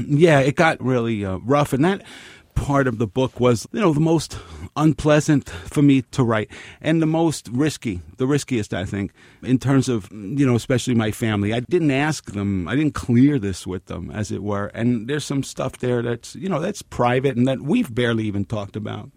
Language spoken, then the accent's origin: English; New York City, New York, United States; I grew up very close to here, Pelham Parkway and White Plains Road